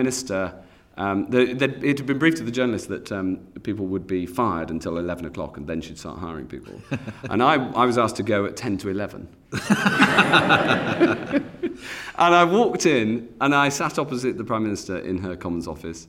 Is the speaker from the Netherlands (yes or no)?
no; Cheshire, North West England, United Kingdom; I'm from Cheshire